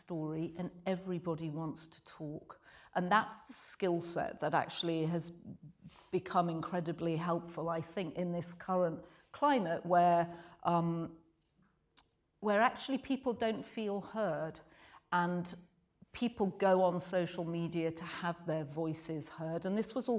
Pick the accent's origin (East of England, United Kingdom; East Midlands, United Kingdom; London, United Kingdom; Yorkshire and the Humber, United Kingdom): Yorkshire and the Humber, United Kingdom; I grew up in Yorkshire in Britain